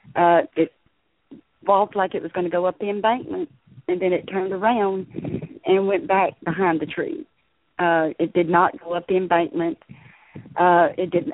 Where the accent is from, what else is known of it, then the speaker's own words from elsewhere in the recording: Liberty, Texas, United States; moved away as an adult; also born or lived in Galveston County, Texas; now in Middle Texas, United States; I'm uh, originally from Southeast Texas. Um, I was born and raised in the Liberty area.